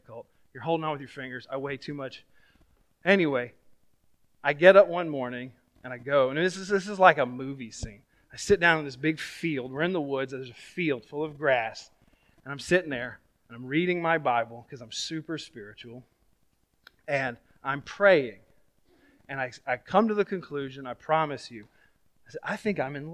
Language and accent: English; Florida, United States; I was from Florida